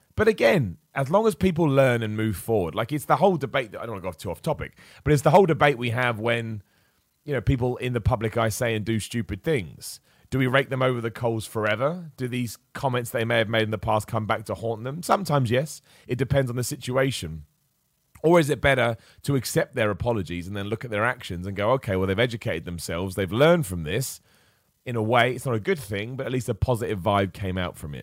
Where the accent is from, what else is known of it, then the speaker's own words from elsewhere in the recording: Luton, East of England, United Kingdom; moved away; It's my hometown, Luton. It's where I was born.